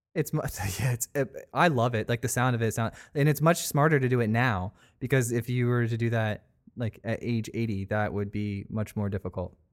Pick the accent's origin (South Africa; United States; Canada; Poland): United States; Sarasota, Florida; I was actually born here. Like, I'm a native.